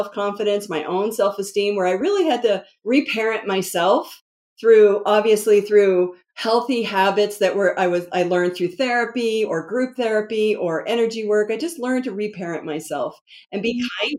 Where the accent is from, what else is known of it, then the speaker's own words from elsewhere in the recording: DC metro area, Northern Virginia, United States; moved away; I'm originally from the East Coast, and it's like, you know, go, go, go, produce, you know, DC metro area, Northern Virginia. And mm-hmm. I grew up with that energy.